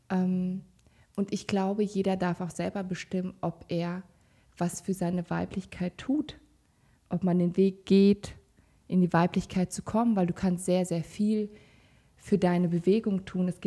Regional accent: Kazakhstan; born there; also ich komme gebürtig aus Kasachstan, da sind halt auch andere Regeln.

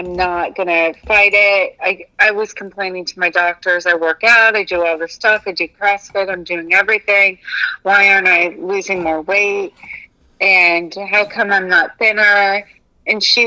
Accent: Texas, United States; moved away; I grew up in Texas

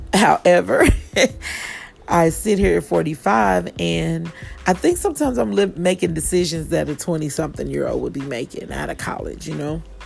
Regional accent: Kansas City, Missouri, United States; now in Atlanta, United States; Live here in Atlanta, but of course, I am from Kansas City, Missouri, and I am headed home in a couple of weeks

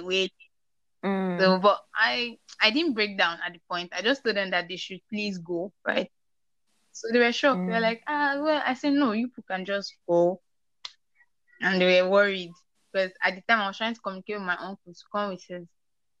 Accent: Nigeria; also born or lived in Port Harcourt; I'm a Nigerian

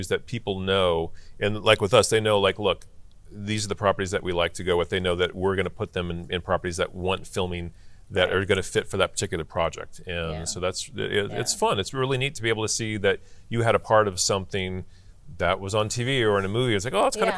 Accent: Orange County, California, United States; I grew up in Orange County

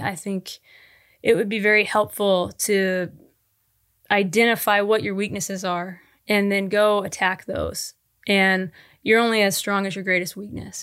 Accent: Tulsa, Oklahoma, United States; moved away; I was born and raised in Tulsa, Oklahoma

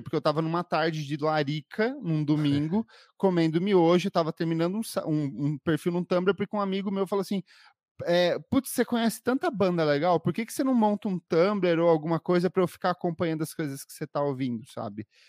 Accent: Paraná, Brazil; moved away as an adult; now in São Paulo, Brazil; eu sou paranaense, mas vivo aqui em São Paulo há nove anos.

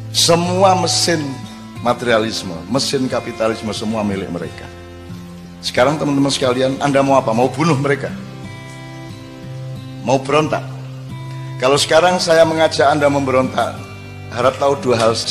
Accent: Java, Indonesia; gue wong Jawa ya rata-rata ya gue milih di, mati kaliren opo mangan tapi barang colongan

